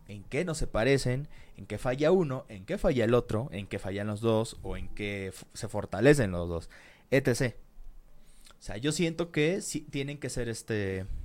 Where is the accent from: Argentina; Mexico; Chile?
Mexico; como decimos aquí en México